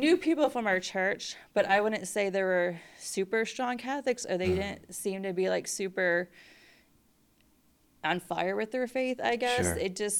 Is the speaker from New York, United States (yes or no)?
no; Middletown, Rhode Island, United States; born or raised there; also born or lived in New Jersey